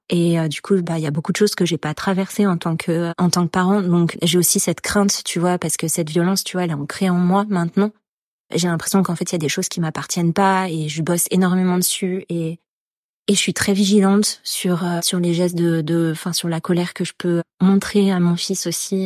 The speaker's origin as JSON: {"language": "French", "country": "France", "said": "en tant que Français"}